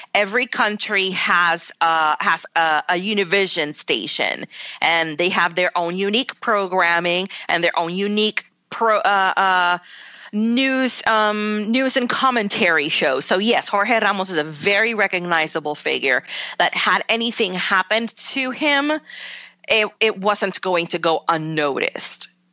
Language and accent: English; Puerto Rico; moved away; growing up in Puerto Rico